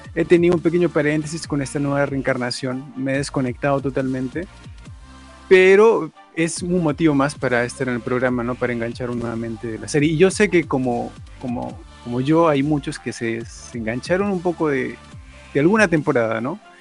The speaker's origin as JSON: {"language": "Spanish", "country": "Peru", "said": "Yo también soy de Perú"}